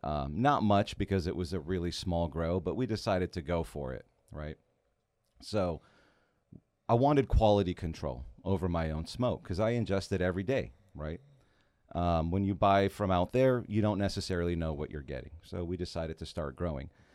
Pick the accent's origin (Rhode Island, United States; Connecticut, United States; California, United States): California, United States; San Francisco Bay Area; moved away as an adult; now in Los Angeles, United States; Growing up in the Bay Area